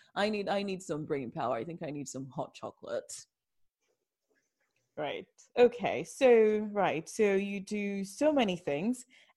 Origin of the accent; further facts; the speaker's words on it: London, United Kingdom; I'm from South London.